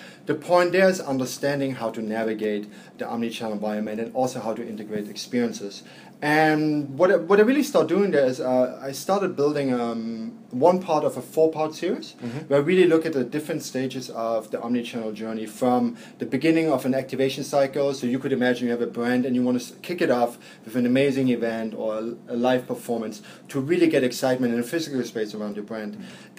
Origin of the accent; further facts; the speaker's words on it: Berlin, Germany; now in New York, United States; I grew up in Berlin. We see it here in New York.